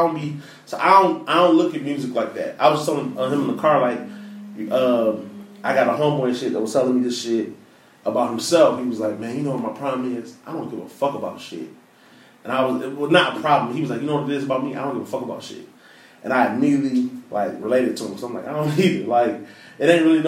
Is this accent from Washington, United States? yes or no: no; Detroit, Michigan, United States; So I'm from Detroit. I'm from the area.